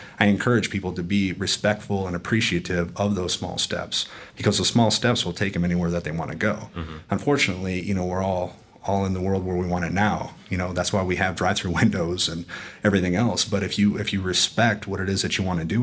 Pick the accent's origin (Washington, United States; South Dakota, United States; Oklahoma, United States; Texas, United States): South Dakota, United States; Sioux Falls; I'm from Sioux Falls, South Dakota, the middle of nowhere